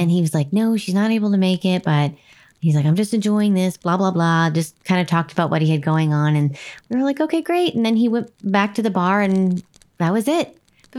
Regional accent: Nebraska, United States; moved away; I was very proud of my home state

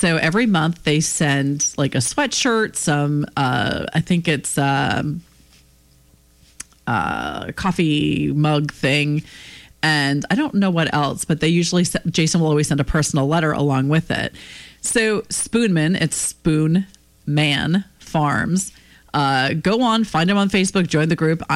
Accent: Pennsylvania, United States; my home state of Pennsylvania

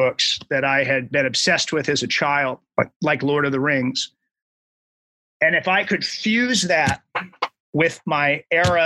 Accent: Southern California, United States; born or raised there

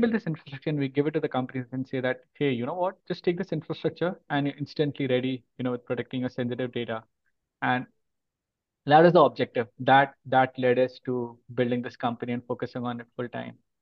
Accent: Mumbai, Maharashtra, India; moved away as an adult; now in Mountain View, United States; I've been born and brought up in India, in the city called Bombay

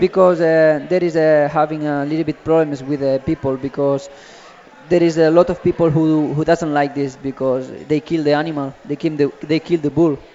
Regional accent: Catalonia, Spain; now in Cincinnati, United States; My hometown

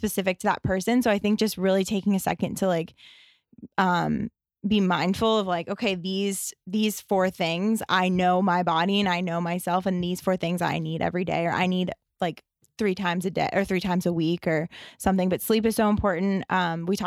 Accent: Pittsburgh, Pennsylvania, United States; moved away; also born or lived in Hoboken; I'm from the East Coast. I'm from Pittsburgh.

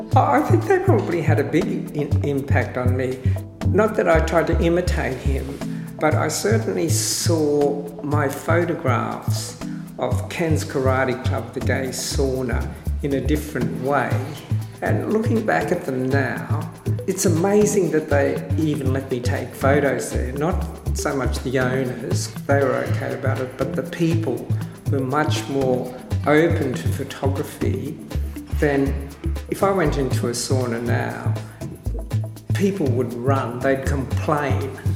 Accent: Australia; also born or lived in Sydney; I'm Australian born Chinese and I've lived in Sydney for over 40 years working as a photographer.

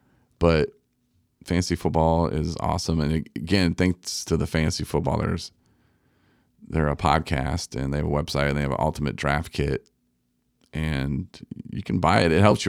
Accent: Coloma, Michigan, United States; I'm from Coloma. This is a poor little city. It's outside of Benton Harbor. It was a rough life growing up there.

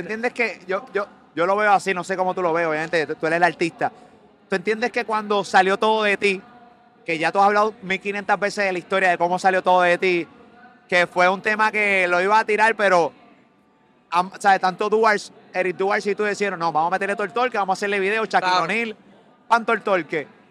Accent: Carolina, Puerto Rico; yo soy de Carolina

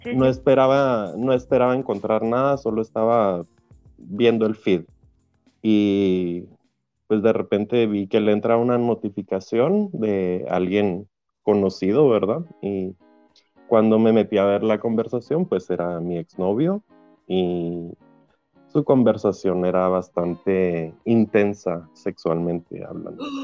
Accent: Guatemala; now in Europe; yo soy de Guatemala

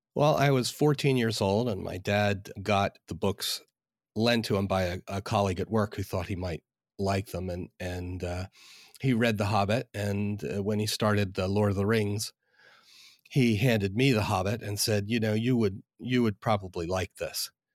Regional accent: outside Philadelphia, Pennsylvania, United States; now in Northern Virginia, United States; I'm from outside Philadelphia

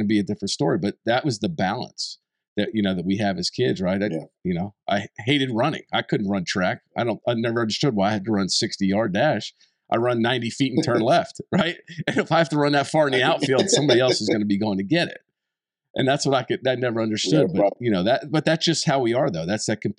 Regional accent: East Coast, United States; Where I grew up in the East Coast, so we had different seasons.

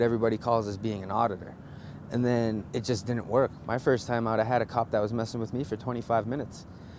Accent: Boston, Massachusetts, United States; now in Denver, United States; being a Bostonian

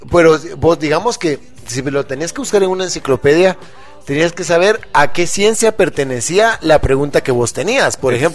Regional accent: Guatemala City, Guatemala Department, Guatemala; yo vivía en la zona 6 y mi colegio quedaba allá por la Merced.

